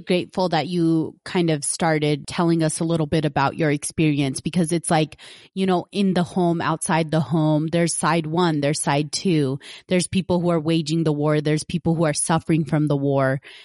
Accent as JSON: {"language": "English", "country": "United States", "tie": "born or raised there", "said": "growing up as an American"}